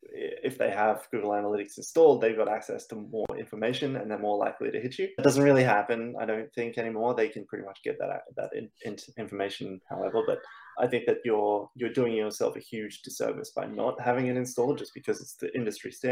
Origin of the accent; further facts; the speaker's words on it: Australia; accent: Australian; now in Stockholm, Sweden; I'm originally from Australia, so the accent's Australian, but I currently live